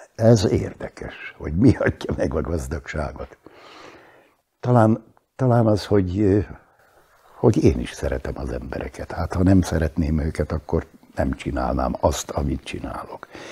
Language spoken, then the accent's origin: Hungarian; Upper Hungary, Slovakia; also born or lived in Bratislava; ha egyszer ide pottyantott, akkor itt a helyem